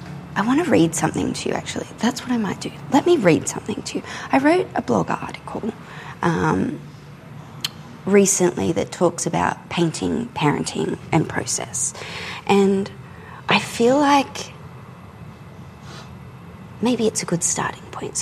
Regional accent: Australia; I'm an Australian contemporary painter

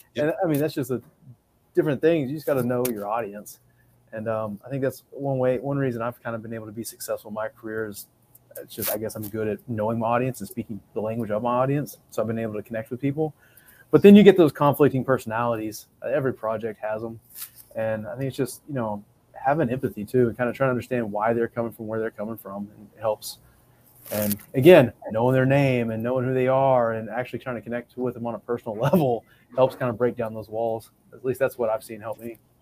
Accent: Midland, Texas, United States; I'm from Midland

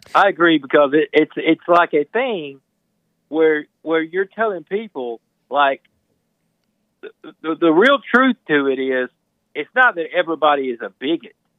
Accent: Mississippi, United States; I'm from Mississippi

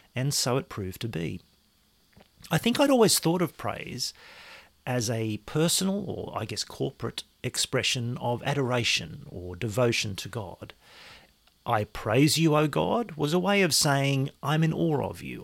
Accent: Australia; I am an Australian.

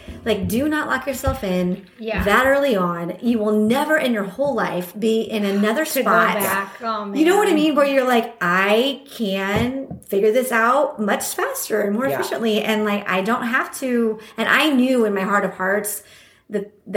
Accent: Midwest, United States; born and raised in the Midwest, went to Mizzou, only time I had ever left

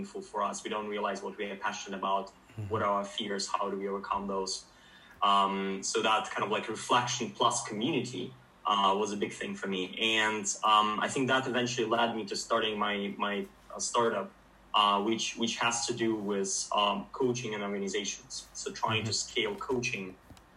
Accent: Ukraine; moved away as an adult; now in Finland; I'm originally from Ukraine. I moved to Finland for my studies after high school

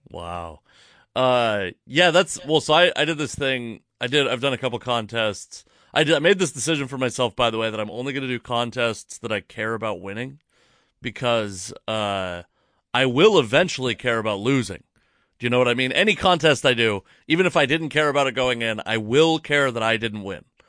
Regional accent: Fife, Washington, United States; I'm from Fife, Washington, actually, but it's basically Tacoma

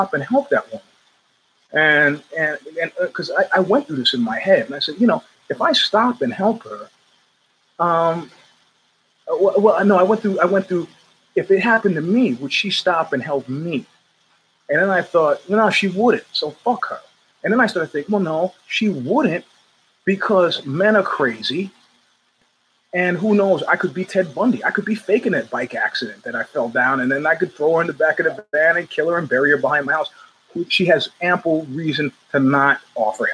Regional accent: United States; also born or lived in Northern California; I'm an American

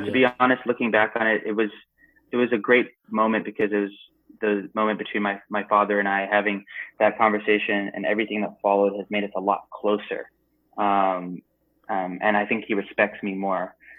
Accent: India; I wasn't saying like, hey, look at me, I'm Indian, like all the time.

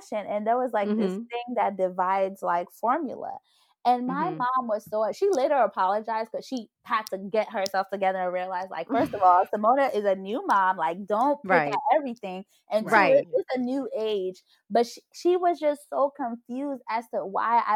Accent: Côte d’Ivoire; I was born in the Ivory Coast.

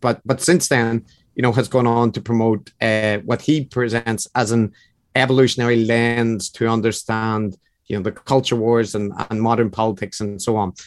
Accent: Northern Ireland, United Kingdom; accent: Northern Irish; now in Japan; I'm originally from Northern Ireland. I'm currently living in Japan.

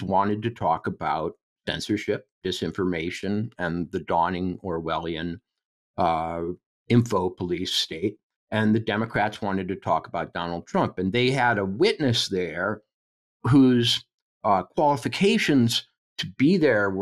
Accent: Minnesota, United States; where I grew up in Minnesota

